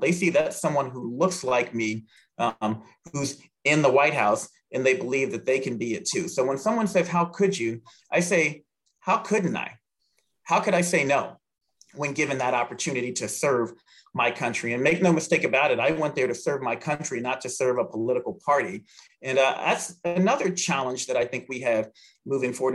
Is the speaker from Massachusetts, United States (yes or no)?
no; Southern Maryland, United States; now in Indiana, United States; growing up in rural Southern Maryland